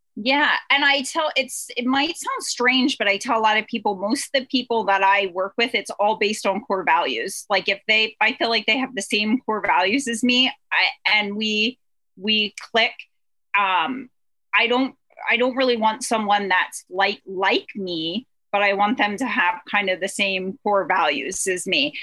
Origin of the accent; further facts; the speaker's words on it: Pennsylvania, United States; We are from Pennsylvania